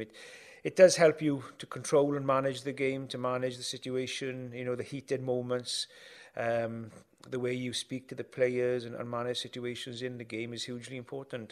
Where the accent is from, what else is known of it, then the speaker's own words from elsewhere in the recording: Wales, United Kingdom; you wouldn't get a chance to referee Wales England as, as a Welshman